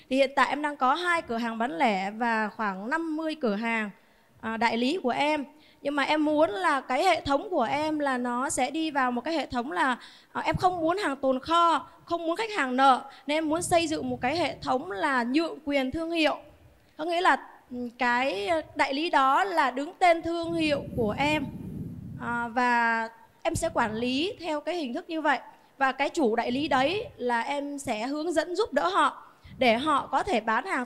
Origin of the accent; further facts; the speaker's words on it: Đức Trọng, Lâm Đồng, Vietnam; Dạ em đến từ Đức Trọng Lâm Đồng